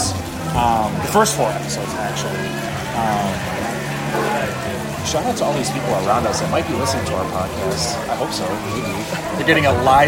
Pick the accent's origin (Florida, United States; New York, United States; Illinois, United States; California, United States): Illinois, United States; Chicago; moved away as an adult; now in Austin, United States; I'm from Chicago, Illinois